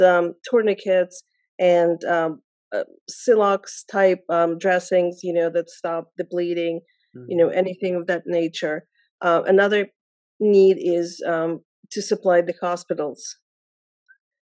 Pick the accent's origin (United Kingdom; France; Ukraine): Ukraine; Kharkiv, Kharkiv Oblast; now in United States; I'm from Kharkiv. That's the city on the border with Russia. And my native city has been bombarded so hard